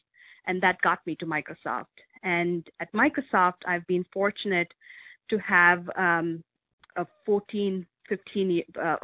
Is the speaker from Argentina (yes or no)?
no; India; moved away as an adult; now in Medina, United States; I grew up in India